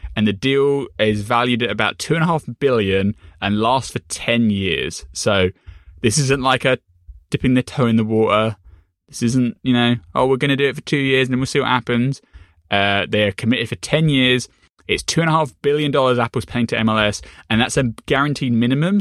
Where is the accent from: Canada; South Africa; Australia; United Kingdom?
United Kingdom; I'm British, I'm not American